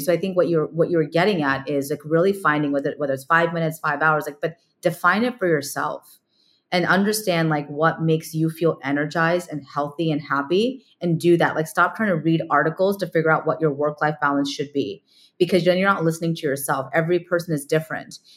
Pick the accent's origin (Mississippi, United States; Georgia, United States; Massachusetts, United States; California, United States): California, United States; moved away as an adult; also born or lived in New York / India; now in San Francisco, United States; I grew up in California, but move, moved out to the East Coast